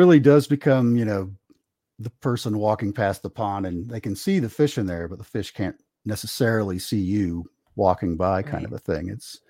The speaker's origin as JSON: {"language": "English", "region": "Kentucky", "country": "United States", "tie": "born or raised there", "said": "I grew up in Eastern Kentucky, and where our house was kind of up on this tall hill, and there was a big valley kind of off to one side where there was a couple shopping centers"}